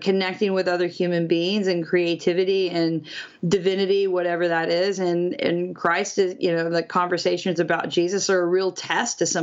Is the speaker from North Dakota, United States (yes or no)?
no; Kansas, United States; moved away; also born or lived in Nashville / Australia; I grew up in Kansas